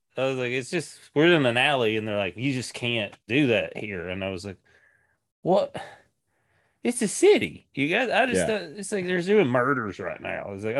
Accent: Tennessee, United States; moved away as an adult; now in Seattle, United States; And that's when I moved from East Tennessee to Seattle, Washington in 2006.

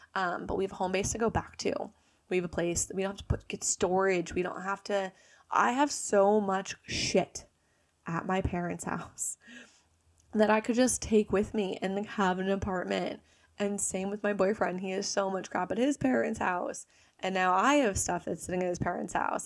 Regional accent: New Jersey, United States; accent: American; moved away as an adult; also born or lived in Bali; I'm from New Jersey. I'm forty-five minutes outside New York City

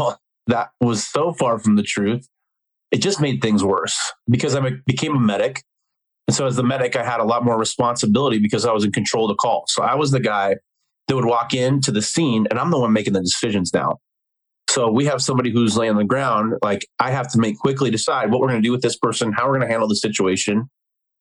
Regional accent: Denver, Colorado, United States; born and raised in Denver, Colorado.

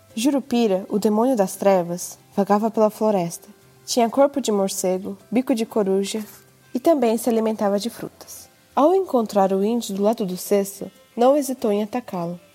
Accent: Japan; nasci no Japão e estudei na escola japonesa

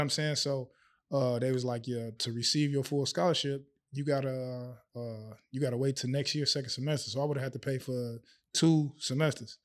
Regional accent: Chicago, Illinois, United States; moved away as an adult; now in Abu Dhabi, United Arab Emirates; growing up in Chicago

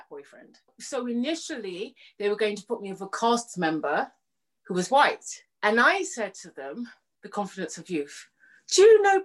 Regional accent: Jamaica; I'm Jamaican

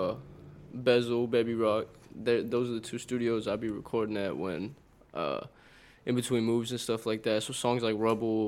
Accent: Wimberley, Texas, United States; also born or lived in Austin, Texas; I was mainly growing up in Wimberley

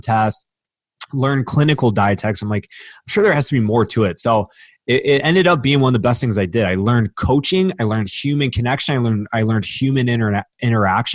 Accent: Warren, Michigan, United States; I grew up outside of Detroit, Michigan, so Warren, Michigan.

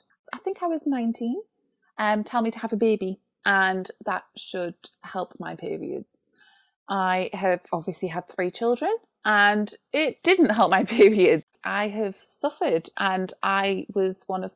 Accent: United Kingdom; being British

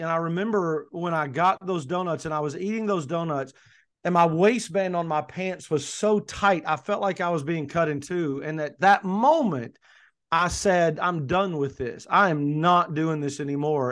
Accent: Kentucky, United States; also born or lived in coastal North Carolina; now in North Carolina, United States; I'm originally from Kentucky, as you know, Michelle, I'm now in coastal North Carolina, but originally from Kentucky

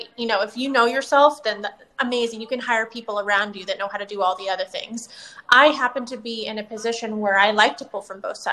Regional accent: right outside of San Francisco, Northern California, United States; moved away as an adult; also born or lived in Los Angeles, California; now in Tampa, United States; I was born and raised in Northern California, right outside of San Francisco, and moved to LA for college and stayed there for 14 years

